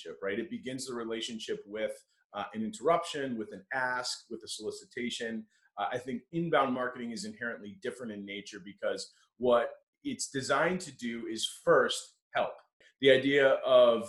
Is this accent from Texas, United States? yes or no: no; Connecticut, United States; moved away as an adult; now in Buffalo, United States; I grew up in Connecticut, and I went to St. Bonaventure University, which is what brought me to Western New York